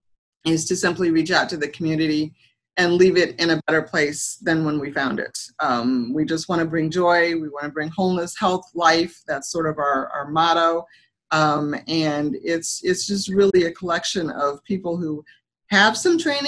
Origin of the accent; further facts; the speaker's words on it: Dowagiac, Michigan, United States; also born or lived in Chicago, Illinois / South Bend, Indiana; I grew up in Dowagiac, Michigan